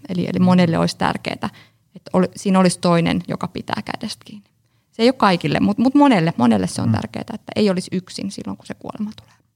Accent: Espoo, Uusimaa, Finland; also born or lived in Joensuu; Tulen Espoosta.

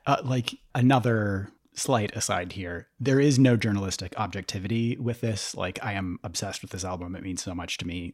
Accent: St. Paul, Minnesota, United States; I grew up in St. Paul and I used to work at First Avenue

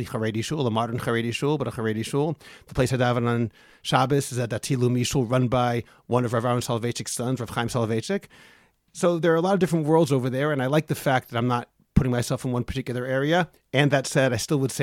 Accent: Newton, Massachusetts, United States; moved away as an adult; also born or lived in Lowell, Massachusetts; now in Israel; I was born in Lowell, Massachusetts, and grew up in Newton

